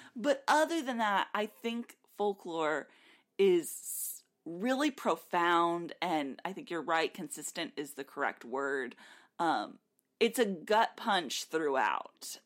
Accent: South Texas, United States; We grew up in South Texas.

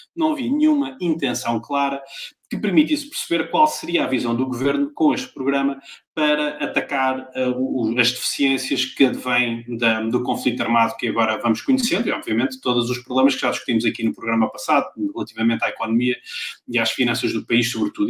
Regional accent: Pombal, Centro, Portugal; moved away; todos nós que vivemos fora da nossa cidade Assim, de, de, coração e onde vivemos a vida toda. A minha Pombal

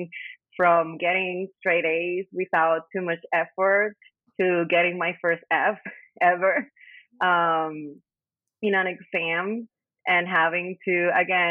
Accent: San Juan, Puerto Rico; also born or lived in Bayamón, Puerto Rico; I was born and raised in Puerto Rico

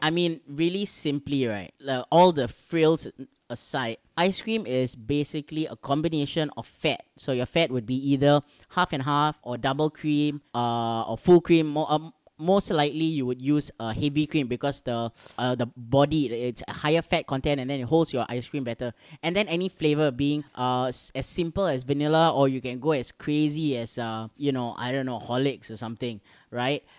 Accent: Singapore; our little island

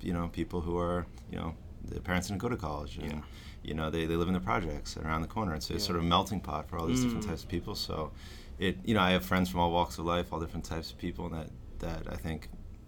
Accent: Cambridge, Massachusetts, United States; moved away as an adult; also born or lived in Maine / Israel / Boston; now in New York City, United States; I grew up in Cambridge, went to high school there

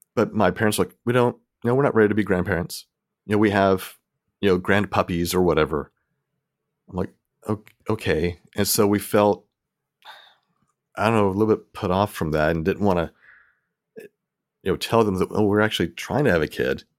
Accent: Tennessee, United States; moved away as an adult; also born or lived in Mississippi; now in Texas, United States; I grew up in Tennessee

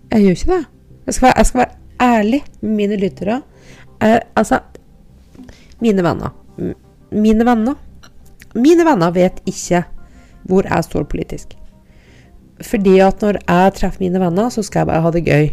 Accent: Andøy, Nordland, Norway; moved away; jeg er fra Andøya

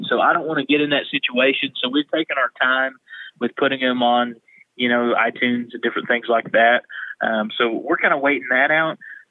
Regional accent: Ardmore, Oklahoma, United States; whenever I lived out in Western Oklahoma, I told people that, you know, I was from Ardmore, and everybody has a, oh my gosh.

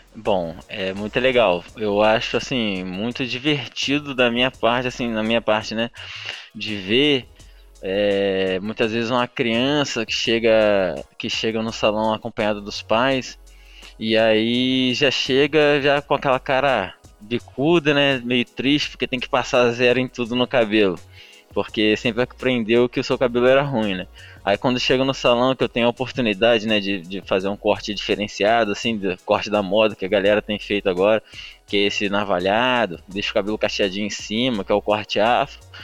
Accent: Brazil; eu morava numa rua aqui na, no bairro da Mangueira que foi onde eu cresci

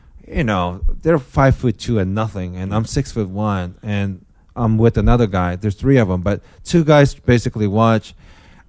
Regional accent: Japan; first language Japanese; English is a second language; moved away; Japanese is my first language

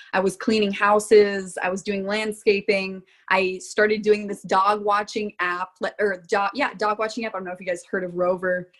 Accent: Florida, United States; moved away as an adult; now in Rock Island, Illinois, United States; I came from Florida

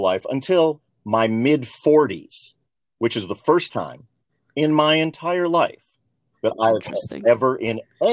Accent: Libertyville, Illinois, United States; also born or lived in New York City; I was born in Harlem in New York City and then grew up 18 years in a small town in Northern Illinois, where I literally integrated the town of Libertyville

